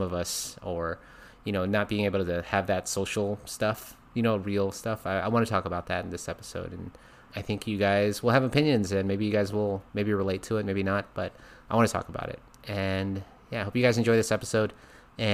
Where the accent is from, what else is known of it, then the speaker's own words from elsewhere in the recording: Philippines; I am a Filipino male.